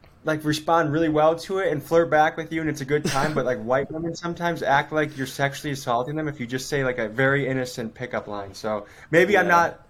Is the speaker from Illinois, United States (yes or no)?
yes; Crystal Lake, Illinois, United States; moved away as an adult; also born or lived in Whitewater, Wisconsin; now in Milwaukee, United States; I grew up in Crystal Lake, Illinois